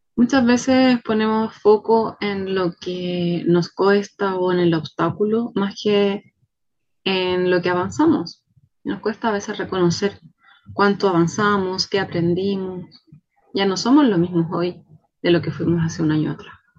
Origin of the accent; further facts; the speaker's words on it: Chile; Soy chilena